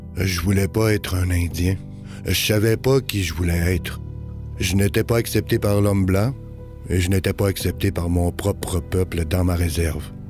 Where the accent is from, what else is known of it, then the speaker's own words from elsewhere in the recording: Flin Flon, Manitoba, Canada; Je suis né et j'ai été élevé à Flin Flon, au Manitoba